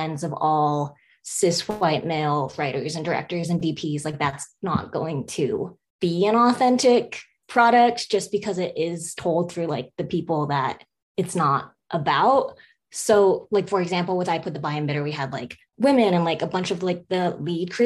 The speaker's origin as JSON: {"language": "English", "region": "Colorado", "country": "United States", "tie": "born or raised there", "also_born_or_lived": "Beijing, China / Denver, Colorado", "said": "I grew up in Colorado. I lived in Beijing for 6 years throughout my childhood from like age 10 to 16"}